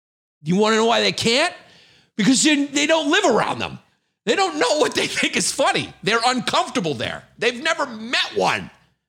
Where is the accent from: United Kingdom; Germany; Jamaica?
United Kingdom; Scotland; I'm from Scotland. Just talk normal, dude.